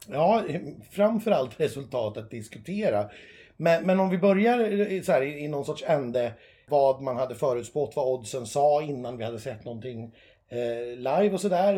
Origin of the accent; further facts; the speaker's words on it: Sweden; vi svenskar